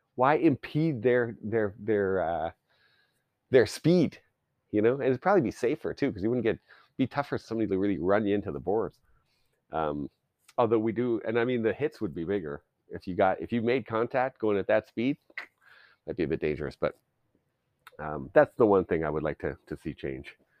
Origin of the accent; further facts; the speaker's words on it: Canada; I grew up in Canada